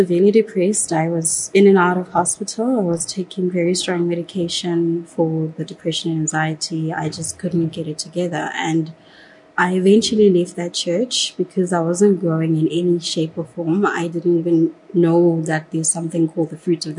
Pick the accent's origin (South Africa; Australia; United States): South Africa; Johannesburg, Gauteng; I grew up in Katlehong in Johannesburg